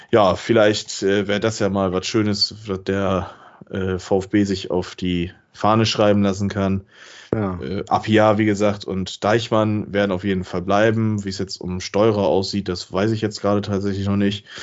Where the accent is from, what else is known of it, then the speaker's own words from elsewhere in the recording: Bremen, Germany; ich kann als Bremer dann wieder auf ein Heimspiel gegen Delmhorst in der ersten Runde im Weserstadion eventuell hoffen.